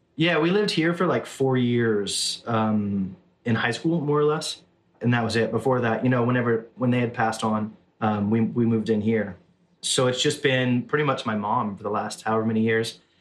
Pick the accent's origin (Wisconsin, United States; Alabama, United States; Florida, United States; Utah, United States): Alabama, United States; Southern; moved away as an adult; also born or lived in Orange, California; Born and raised in Southern Alabama, moved to Orange, California